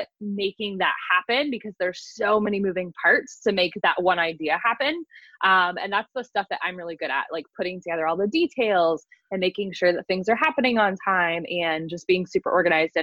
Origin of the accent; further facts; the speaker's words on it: London, Ohio, United States; I actually live outside of Columbus in a small town, London, Ohio. Not the cool London, but there's that. I grew up out here.